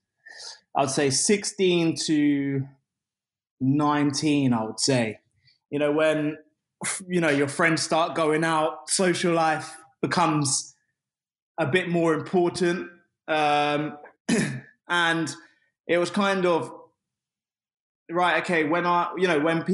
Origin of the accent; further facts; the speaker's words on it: Luton, East of England, United Kingdom; I'm from Luton Town